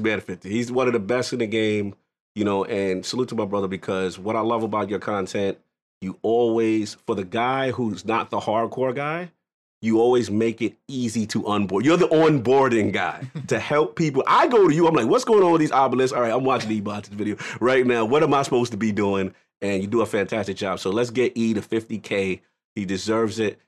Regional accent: New York City, New York, United States; I'm a New Yorker. That's just, you know, that's where I'm in, Bronx, New York

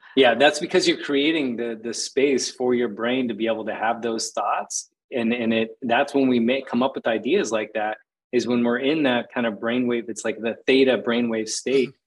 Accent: Phoenix, Arizona, United States; moved away as an adult; also born or lived in Costa Rica; I grew up in Phoenix, Arizona, just like concrete jungle and desert.

